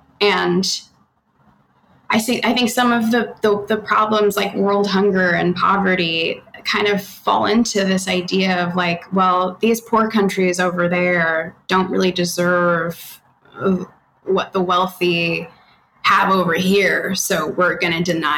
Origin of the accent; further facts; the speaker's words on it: Australia; also born or lived in Canada; now in United States; I'm Australian Canadian, but I've lived here and I've completely lost my accent. I was born in Canada and I was raised in Australia.